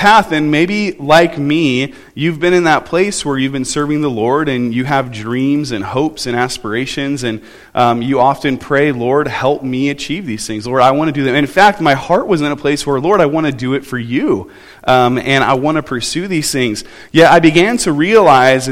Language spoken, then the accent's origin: English; Southern California, United States; moved away; I grew up in Southern California